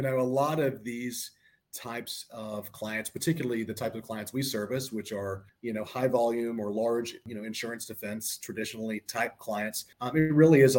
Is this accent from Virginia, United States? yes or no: no; Panama City, Florida, United States; now in Atlanta, United States; I grew up in Panama City, Florida